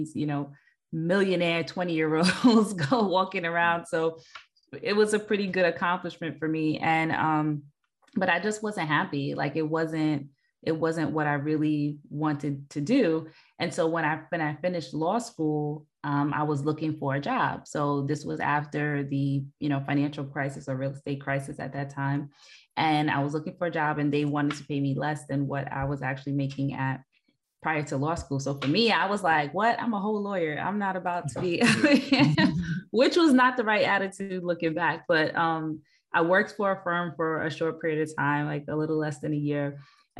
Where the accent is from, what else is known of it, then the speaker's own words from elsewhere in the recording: New York City, New York, United States; I hail from Queens